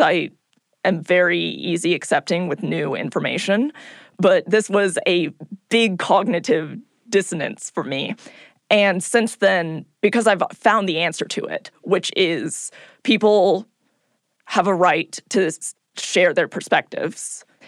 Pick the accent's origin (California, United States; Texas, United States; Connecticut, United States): California, United States; I'm from California.